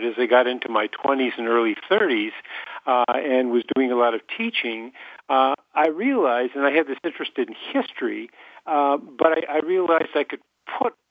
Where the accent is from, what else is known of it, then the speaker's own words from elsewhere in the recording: Detroit, Michigan, United States; I used to watch them on Million Dollar Movie when I was growing up in Detroit